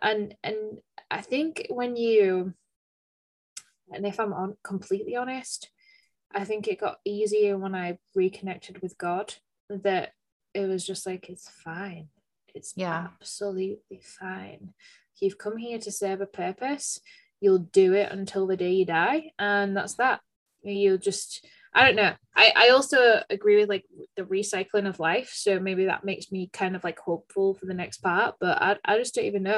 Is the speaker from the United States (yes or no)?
no; United Kingdom; I should know this because I'm a Brit